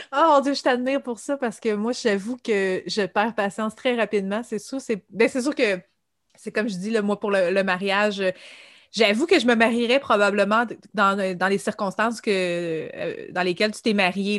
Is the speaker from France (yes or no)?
no; Quebec, Canada; en tant que Québécois